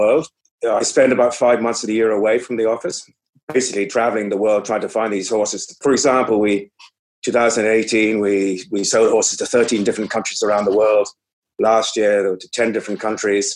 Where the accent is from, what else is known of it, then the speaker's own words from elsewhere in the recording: Ireland; also born or lived in England; I was born in Ireland, raised on a family farm surrounded by racehorses.